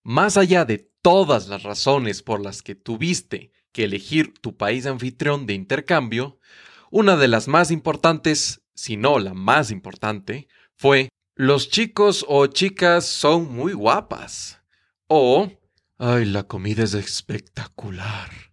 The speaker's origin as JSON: {"language": "Spanish", "country": "Ecuador", "said": "soy de Ecuador"}